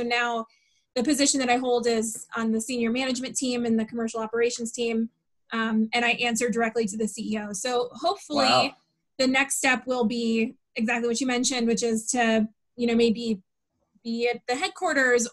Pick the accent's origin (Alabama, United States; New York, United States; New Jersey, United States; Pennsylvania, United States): Pennsylvania, United States; Warren; we're from Warren, Pennsylvania, where the closest airport is 3 hours away